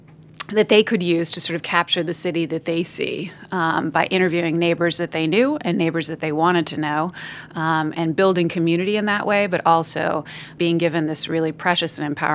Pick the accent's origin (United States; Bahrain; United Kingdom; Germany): United States; Wayland, Massachusetts; So I grew up outside of Boston in a small town called Wayland.